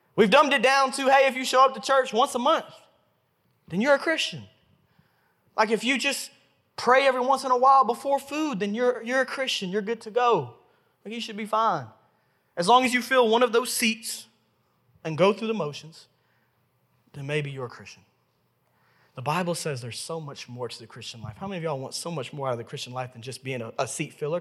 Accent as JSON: {"language": "English", "town": "Memphis", "region": "Tennessee", "country": "United States", "tie": "born or raised there", "said": "I was born and raised right here in Memphis, Tennessee"}